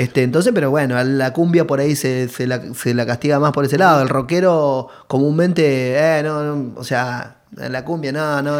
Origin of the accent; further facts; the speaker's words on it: Caraza, Buenos Aires Province, Argentina; salimos desde, la mayoría de, de Loma Zamora ahí, Villa eh, Villa Albertina, yo, sé, eh, de, de, Caraza, todo de la zona